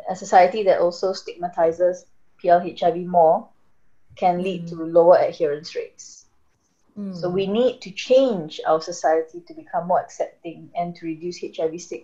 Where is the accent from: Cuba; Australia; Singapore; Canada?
Singapore; I'm Singaporean, so it's local, so it's Singapore